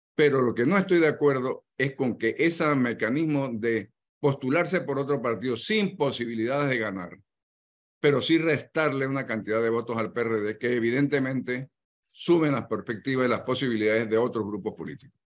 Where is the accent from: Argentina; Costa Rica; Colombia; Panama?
Panama; así somos los, los panameños